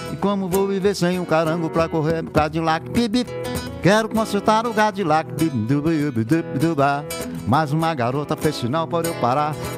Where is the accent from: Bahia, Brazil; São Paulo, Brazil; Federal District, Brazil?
São Paulo, Brazil; Mogi das Cruzes; eu nasci em Mogi das Cruzes, e, que é estado de São Paulo